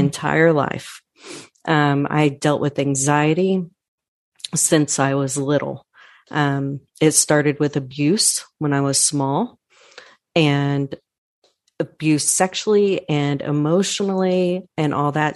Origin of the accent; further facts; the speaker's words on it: Irving, Texas, United States; I'm born and raised in Irving. Texas